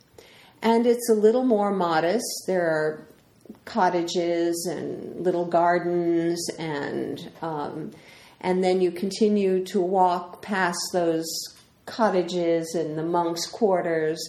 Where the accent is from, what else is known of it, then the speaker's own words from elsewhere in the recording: New York City, New York, United States; I'm from the Bronx